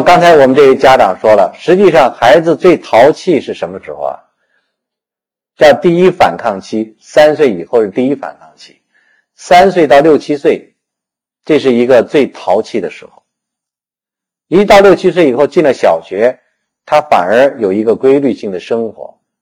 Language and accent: Chinese; China; 我们中国人